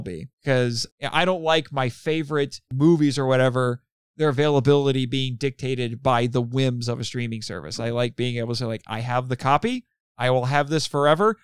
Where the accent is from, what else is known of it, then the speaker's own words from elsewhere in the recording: Indiana, United States; growing up in Indiana around small cities